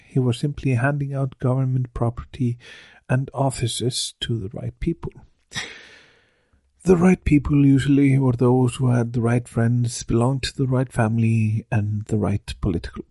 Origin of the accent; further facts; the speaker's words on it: Akureyri, Northeastern Region, Iceland; in my hometown of Akureyri